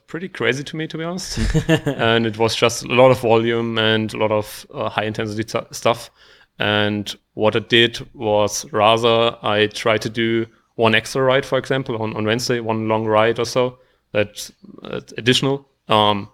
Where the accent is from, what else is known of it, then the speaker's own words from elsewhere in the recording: Germany; now in Austria; I'm from Germany, although I do live in Austria nowadays.